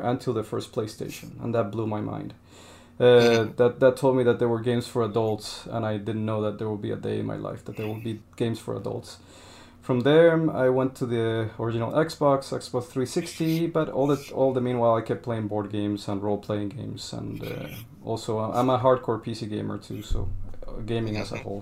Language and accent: English; Colombia; moved away; I'm from Colombia